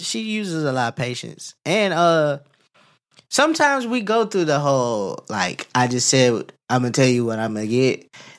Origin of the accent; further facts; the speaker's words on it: the South, United States; You know, I'm from the South.